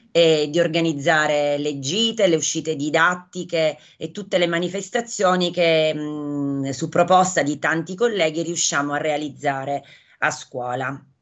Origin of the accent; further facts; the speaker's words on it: Acireale, Sicily, Italy; io sono di Acireale